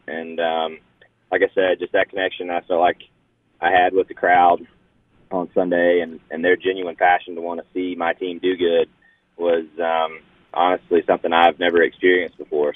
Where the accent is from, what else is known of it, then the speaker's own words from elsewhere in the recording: North Georgia, United States; I'm from North Georgia, and you know Talladega is obviously very very close to there